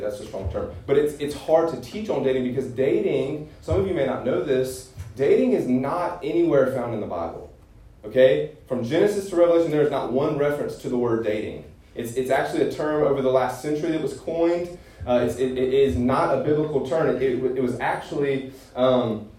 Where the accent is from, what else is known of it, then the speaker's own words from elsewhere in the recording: Greenville, South Carolina, United States; I'm from Greenville. I went to Clemson.